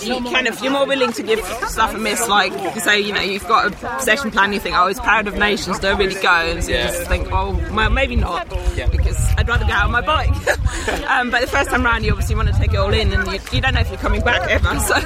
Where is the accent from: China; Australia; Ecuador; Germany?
Germany; English is a second language; now in Brighton, United Kingdom; I live in Brighton, but I grew up in Germany in the north.